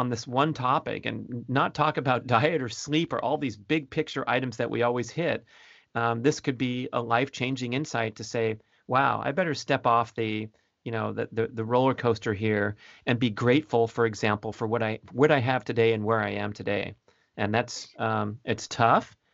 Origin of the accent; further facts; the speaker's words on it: Southern California, United States; I'm from Southern California